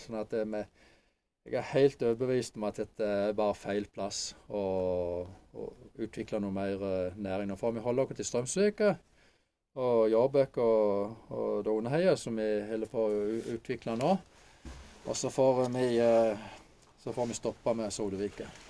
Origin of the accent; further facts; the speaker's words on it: Åseral, Agder, Norway; now in Holum, Norway; Født og oppvokst i Åseral